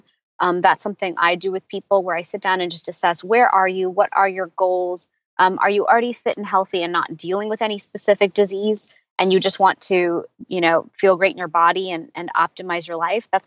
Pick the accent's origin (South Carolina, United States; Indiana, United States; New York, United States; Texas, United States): Texas, United States; Houston; I was born in Houston, Texas, and my whole life we traveled to India as a family